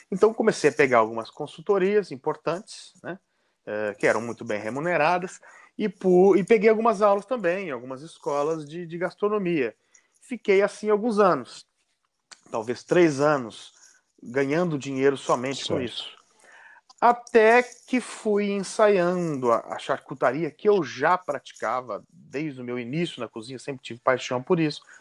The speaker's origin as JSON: {"language": "Portuguese", "town": "Silveiras", "region": "São Paulo", "country": "Brazil", "also_born_or_lived": "Belo Horizonte", "moved": "as an adult", "said": "voltar para minha terra sem perspectiva alguma. Quando voltei, fui para o Vale do Paraíba, voltei para Silveiras, ali para o sopé da Serra da Bucana"}